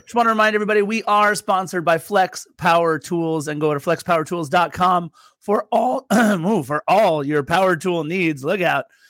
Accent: Torrance, California, United States; also born or lived in Lawndale; I'm from Torrance, live in Lawndale

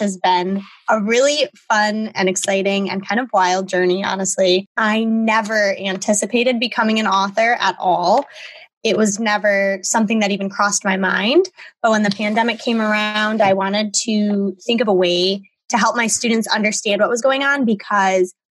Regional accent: Buffalo, New York, United States; I am born and raised in Buffalo, New York

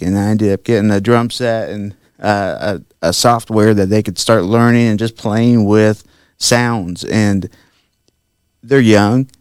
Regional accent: Sweetser, Indiana, United States; I grew up there in Sweetser, Indiana

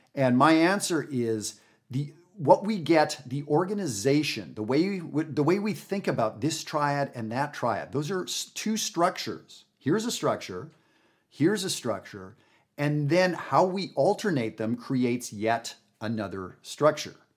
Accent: Canada; now in United States; I live in the United States. I'm from Canada

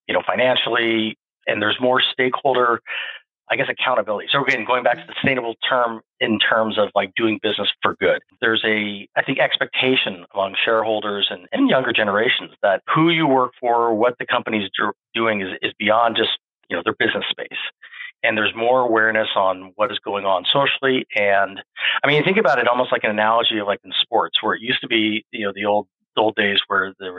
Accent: Phoenix, Arizona, United States; growing up in the Southwest and Phoenix

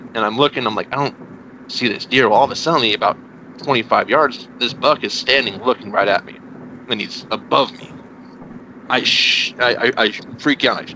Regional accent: New Mexico, United States; moved away as an adult; also born or lived in Texas; now in Indiana, United States; I'm originally from New Mexico

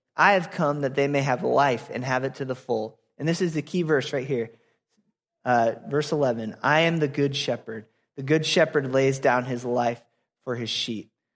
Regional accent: Apple Valley, Minnesota, United States; moved away as an adult; also born or lived in Florida; I grew up in Apple Valley, Minnesota

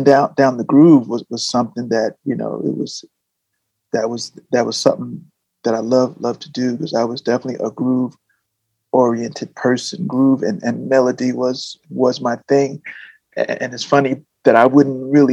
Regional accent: New Jersey, United States; growing up in New Jersey, I was in bands

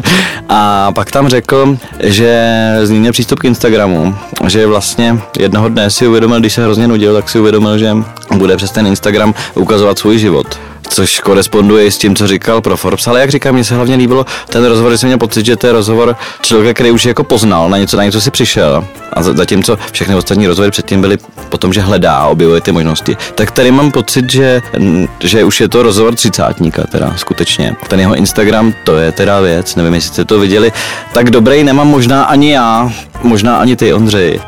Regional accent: Czechia; my Češi

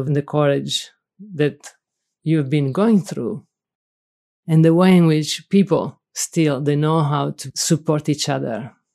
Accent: Sicily, Italy; English is a second language; moved away as an adult; also born or lived in Rome, Italy; now in Berkeley, United States; I'm from Sicily. And for me, when you ask me where is home, it's Sicily.

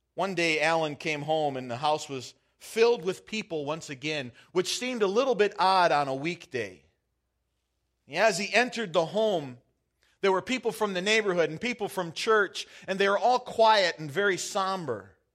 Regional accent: Michigan, United States; also born or lived in Wisconsin; now in Half Moon Bay, United States; growing up in Michigan

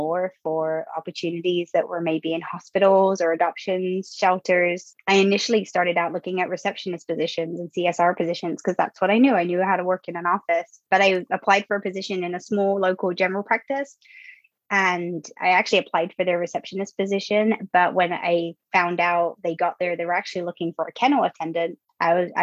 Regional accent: England, United Kingdom; moved away; I'm from the UK. So I grew up in England, went to school there

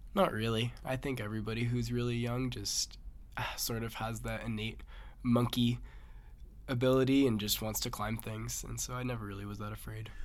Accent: Massachusetts, United States; I'm from Massachusetts

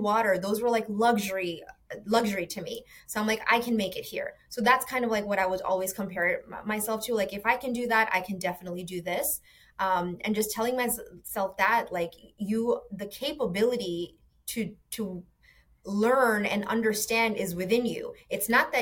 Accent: New York City, New York, United States; moved away as an adult; also born or lived in Bangladesh; now in Florida, United States; growing up in New York City in that classic immigrant story

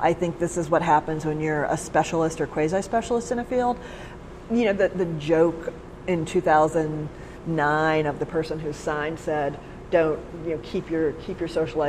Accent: Alabama, United States; moved away; I'm from Alabama

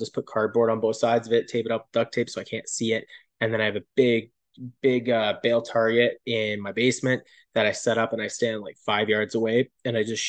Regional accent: Calgary, Alberta, Canada; I'm born and raised in Calgary

